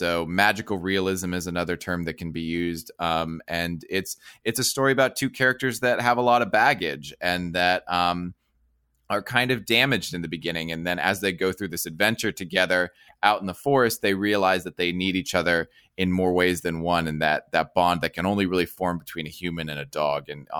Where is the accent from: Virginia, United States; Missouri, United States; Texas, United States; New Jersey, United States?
New Jersey, United States; I grew up in Jersey.